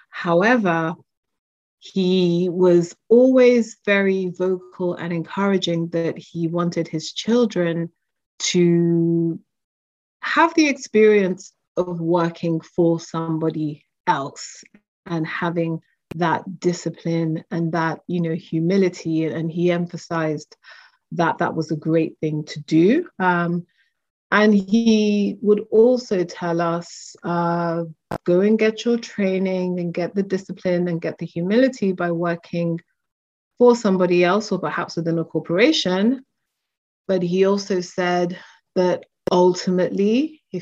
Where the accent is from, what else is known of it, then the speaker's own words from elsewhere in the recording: London, United Kingdom; also born or lived in Lagos, Nigeria; I grew up between uh, two cities, London, UK, and Lagos, Nigeria. So I had a multicultural childhood